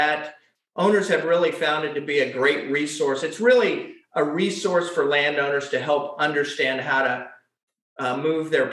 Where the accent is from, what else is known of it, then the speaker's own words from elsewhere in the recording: Atlanta, Georgia, United States; I was born and raised here in Atlanta, grew up in the Shamley, Dunwoody